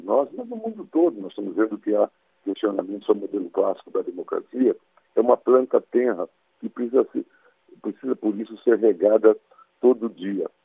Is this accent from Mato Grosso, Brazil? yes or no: yes; Mato Grosso, Brazil; now in Brasília, Brazil; minha infância e adolescência é, em Mato Grosso